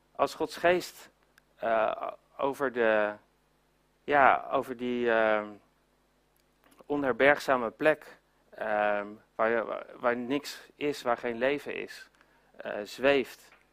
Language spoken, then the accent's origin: Dutch; Netherlands; we zijn als, eh, als Nederlanders